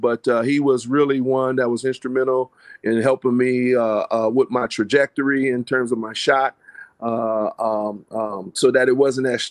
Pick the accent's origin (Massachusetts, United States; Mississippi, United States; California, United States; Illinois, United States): California, United States; now in Iowa, United States; when I came from California to Iowa.